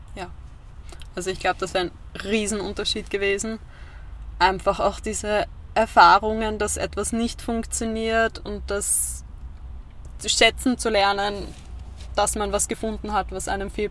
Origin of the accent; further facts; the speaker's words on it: Vienna, Austria; moved away as an adult; now in Lower Austria, Austria; Ich komme ursprünglich aus Wien, bin jetzt vor kurzem erst nach Zungenburg gezogen